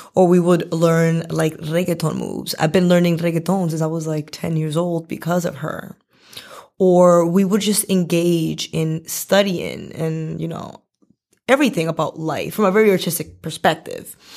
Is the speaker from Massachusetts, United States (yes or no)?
yes; Boston, Massachusetts, United States; also born or lived in Medellin, Colombia; I came here when I was really small, like, two years old. So, I ba, I'm basically from Boston